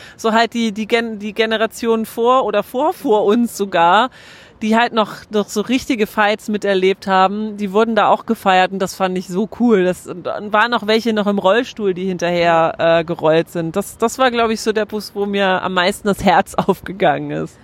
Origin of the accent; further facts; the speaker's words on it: Germany; bei uns in Deutschland